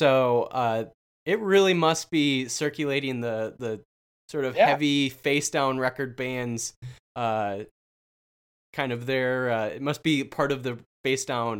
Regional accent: South Dakota, United States; moved away as an adult; also born or lived in Iowa; Yeah, I went to college in Iowa, and I grew up in South Dakota

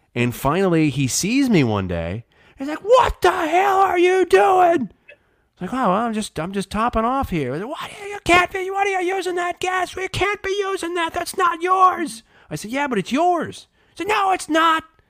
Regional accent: Muscatine, Iowa, United States; moved away as an adult; also born or lived in Davenport, Iowa / Des Moines, Iowa; we moved to Muscatine for my dad's job when I was three. So basically spent the rest of my childhood there until I went to college

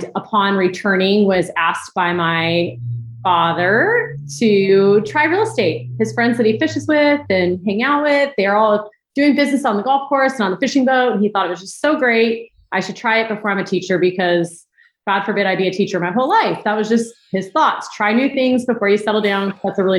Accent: Huntington Beach, California, United States; moved away as an adult; also born or lived in Mission Viejo; now in Austin, United States; born and raised in Southern California, Huntington Beach

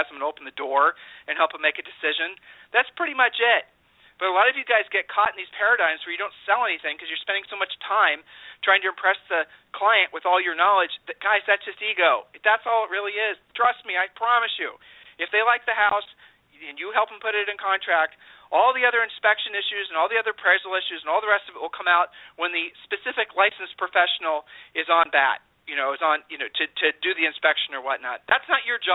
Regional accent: Ohio, United States; We're from Ohio

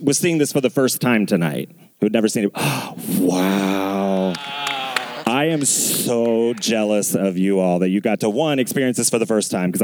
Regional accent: outside of Cincinnati, small town Ohio, United States; I grew up like always outside of Cincinnati

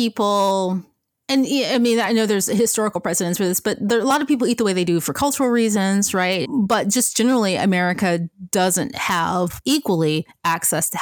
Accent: Memphis, Tennessee, United States; I grew up in Memphis

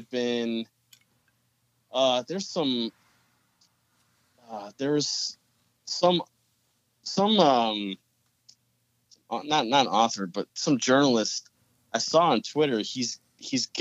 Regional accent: Buffalo, New York, United States; I'm from Buffalo, New York

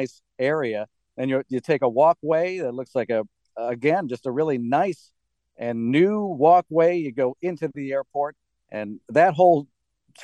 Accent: Wisconsin, United States; moved away as an adult; now in Washington, D.C. area, United States; I'm from Wisconsin.

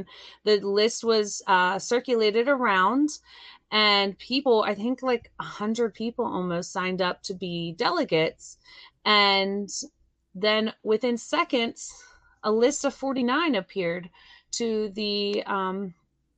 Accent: Pennsylvania, United States; I'm from Pennsylvania

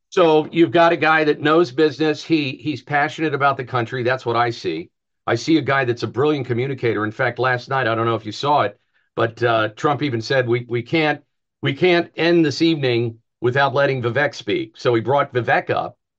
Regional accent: New Jersey, United States; I'm from Jersey too

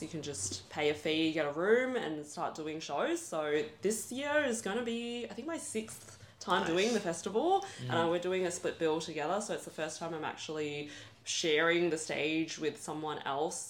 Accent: Australia; I'm Australian

